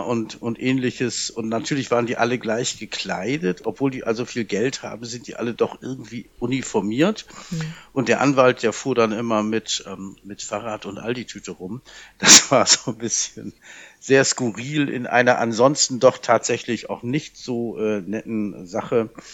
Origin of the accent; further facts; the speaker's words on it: Oldenburg, Lower Saxony, Germany; ich komme ja ursprünglich aus Oldenburg